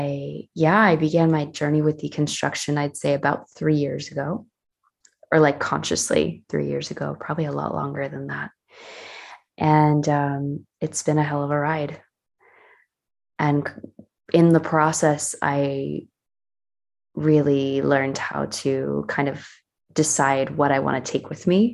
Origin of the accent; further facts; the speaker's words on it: Northern New Jersey, United States; moved away as an adult; now in Switzerland; I'm originally from the US. I was from New Jersey community, Northern New Jersey